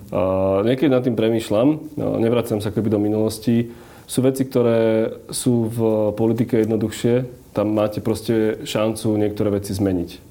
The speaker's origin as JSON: {"language": "Slovak", "area": "Orava", "region": "Žilina Region", "country": "Slovakia", "said": "ja som z Oravy"}